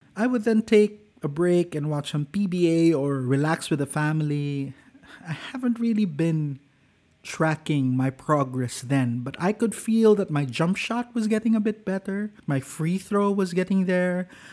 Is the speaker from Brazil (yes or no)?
no; Cagayan de Oro, Northern Mindanao, Philippines; when I returned to my hometown of Cagayan de Oro